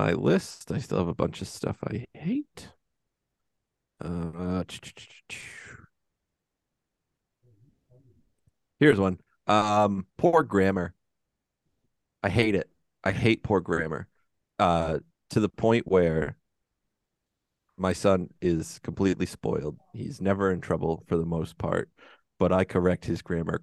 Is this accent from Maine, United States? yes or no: yes; Western Maine, United States; I grew up in Western Maine